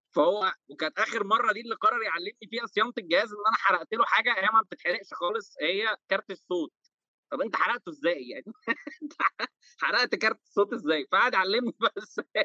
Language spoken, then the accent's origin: Arabic; Egypt; عندنا في مصر